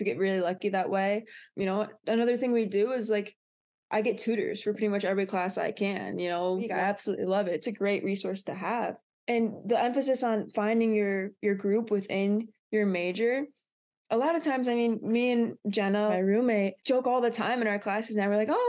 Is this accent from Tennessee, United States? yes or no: no; Brunswick, Ohio, United States; moved away as an adult; also born or lived in Michigan; I'm from Brunswick, Ohio.